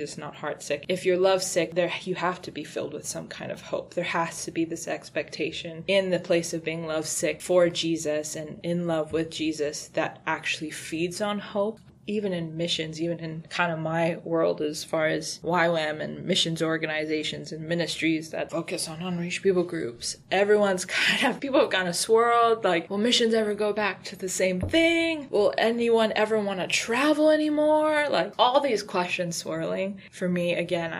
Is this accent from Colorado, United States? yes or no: no; Hawaii, United States; moved away as an adult; I didn't like growing up in Hawaii